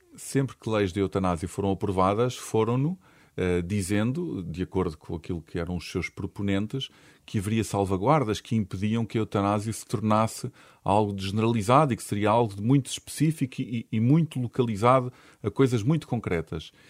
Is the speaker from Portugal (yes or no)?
yes; Portugal; nós em Portugal